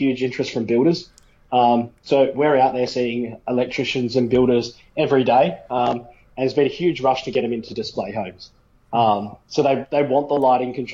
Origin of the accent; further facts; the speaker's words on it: New South Wales, Australia; now in Queensland, Australia; I grew up in New South Wales.